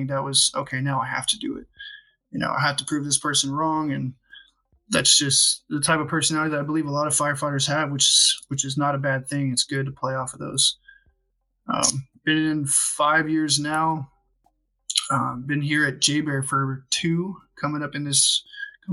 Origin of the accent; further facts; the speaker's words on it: Southern California, United States; I grew up in Southern California